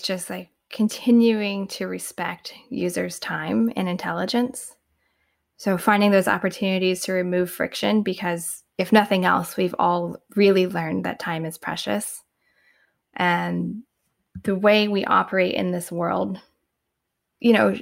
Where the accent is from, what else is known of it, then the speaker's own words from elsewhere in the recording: Indiana, United States; moved away as an adult; now in Bay Area, United States; before I moved to the Bay Area 10 years ago, I lived in the Midwest. I'm originally from Indiana